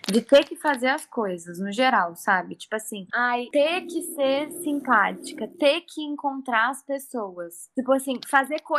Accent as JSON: {"language": "Portuguese", "country": "Brazil", "said": "Sou brasileira, Otto."}